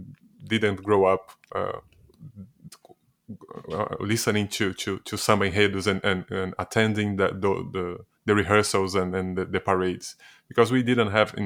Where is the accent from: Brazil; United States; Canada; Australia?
Brazil; Rio de Janeiro; Yes, I grew up. I was born in Rio de Janeiro in 1982. And I actually grew up seeing my family and my parents playing samba all the time.